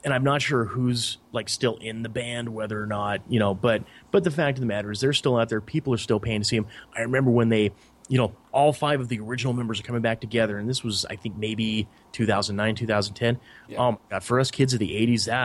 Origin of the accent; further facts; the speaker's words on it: Montana, United States; a 6-year-old, white boy from Montana